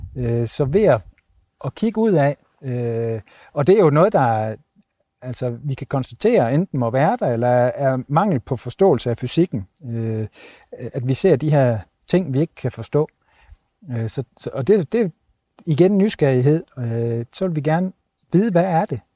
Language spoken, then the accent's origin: Danish; Denmark; moved away; hjemme i Danmark